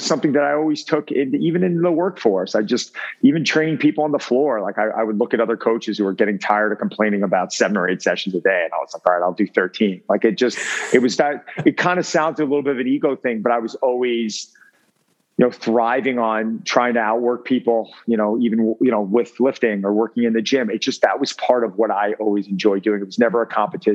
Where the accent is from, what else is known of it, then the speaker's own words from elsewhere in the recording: Long Island, New York, United States; also born or lived in Connecticut / Manhattan, New York; I grew up in Long Island, New York.